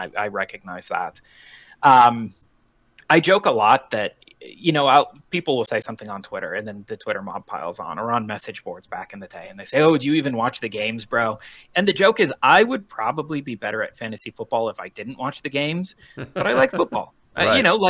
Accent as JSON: {"language": "English", "region": "Colorado", "country": "United States", "tie": "born or raised there", "said": "Yeah, so I was born in 1984 in Colorado. So I grew up my entire life."}